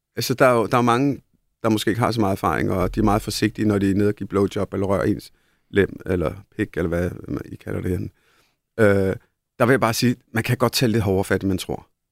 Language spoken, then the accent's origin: Danish; India; now in Denmark; Nu, jeg er født i Indien.